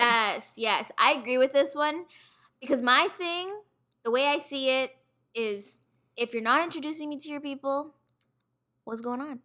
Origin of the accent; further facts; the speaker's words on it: Toronto, Ontario, Canada; I'm from Toronto, west end of Toronto, and I'm currently working in retail.